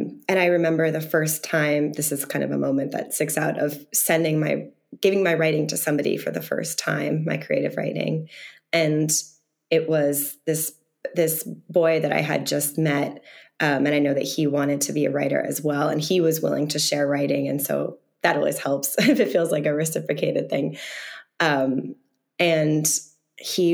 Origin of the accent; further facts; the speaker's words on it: the Berkshires, Massachusetts, United States; I'm from the Berkshires, a very rural part of Massachusetts